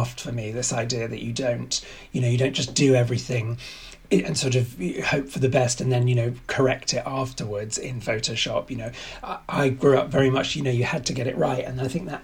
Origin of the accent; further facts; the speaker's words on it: London, United Kingdom; also born or lived in Oxford / New York; So I'm English and I grew up in London and started my career in London.